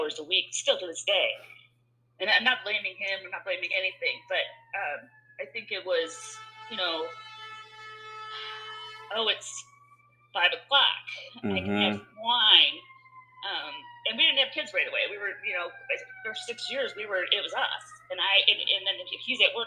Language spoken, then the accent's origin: English; Michigan, United States; I'm from Michigan, so we had, you know, we burnt couches in a cornfield